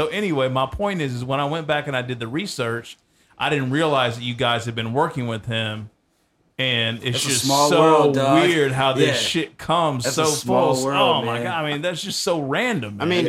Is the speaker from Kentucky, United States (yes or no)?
yes; Glasgow, Kentucky, United States; also born or lived in Bowling Green, Kentucky; I'm from Glasgow, Kentucky.